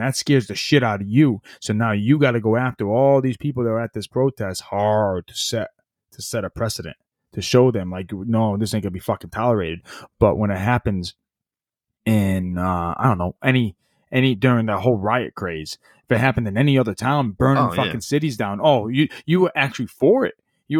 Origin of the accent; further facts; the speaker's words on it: United States; I'm a Democrat, I'm a Republican. No, fuck that. I'm an American.